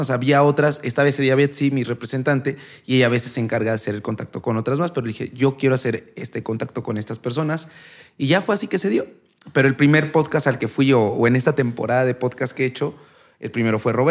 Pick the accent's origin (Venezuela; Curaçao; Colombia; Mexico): Mexico; San Martín Texmelucan, Puebla; also born or lived in Tlaxcala / Mexico City; sí soy de Puebla. No, nací en Tlaxcala, vivo en Puebla desde pues, los dos años. un tiempo estuve en la Ciudad de México y después regresé a Puebla. Y pues ahí estoy, ahí quiero quedarme toda mi vida.